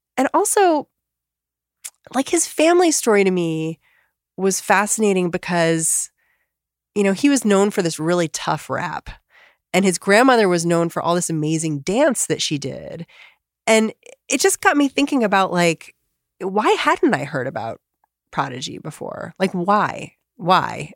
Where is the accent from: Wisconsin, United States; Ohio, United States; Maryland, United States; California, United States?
Maryland, United States; Bethesda; I'm in Bethesda. I'm not from D C.